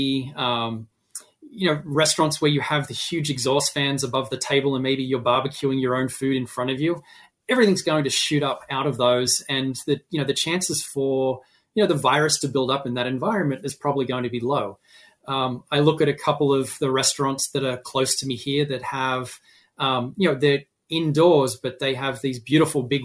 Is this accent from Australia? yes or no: yes; Australia; now in Massachusetts, United States; I am an Australian